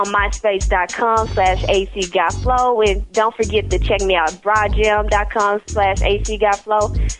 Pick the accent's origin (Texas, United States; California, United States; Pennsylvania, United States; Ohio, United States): Texas, United States; Dallas; I'm 16 and I'm from Dallas, Texas.